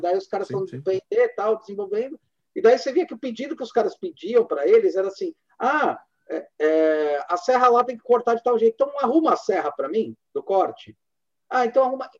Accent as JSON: {"language": "Portuguese", "country": "Brazil", "said": "como brasileiro"}